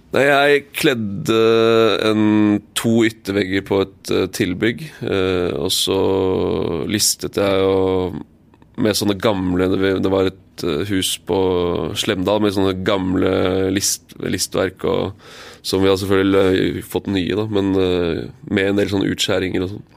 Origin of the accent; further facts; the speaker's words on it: Eastern Norway, Norway; also born or lived in Tromsø / Kristiansand; Jeg er født i Tromsø, bodd her i Kristiansand i fire år, og så flytter vi hjem til Østlandet.